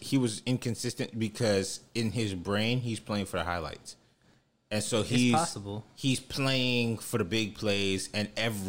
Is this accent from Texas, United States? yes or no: yes; Texas, United States; We're from Texas. We love the Cowboys, period.